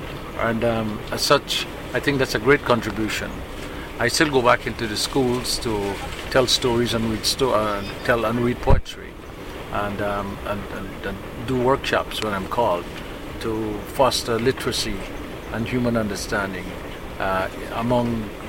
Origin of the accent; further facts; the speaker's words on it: Guyana; now in Canada